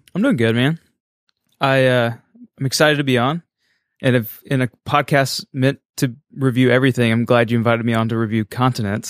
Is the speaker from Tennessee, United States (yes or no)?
no; New Bern, North Carolina, United States; moved away; I'm from New Bern, North Carolina, the birthplace of Pepsi